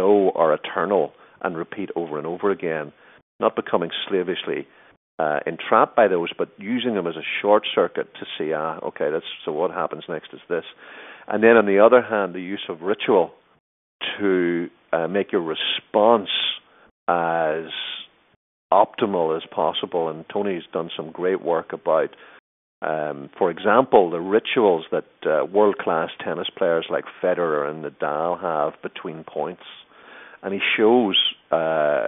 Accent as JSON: {"language": "English", "country": "Ireland", "moved": "yes", "said": "I was living in Ireland at the time, being Irish"}